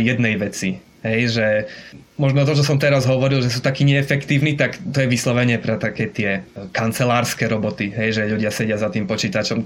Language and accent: Slovak; Košice, Košice Region, Slovakia; moved away as an adult; also born or lived in Brno / Olomouc; now in Japan; pochádzam z Košíc teda pôvodne